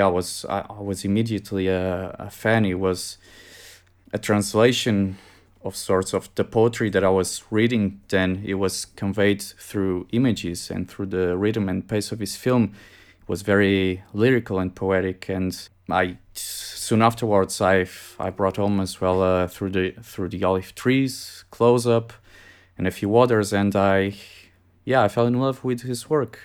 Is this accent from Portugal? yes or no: yes; Portugal; I came back in two thousand seventeen to my home country, Portugal.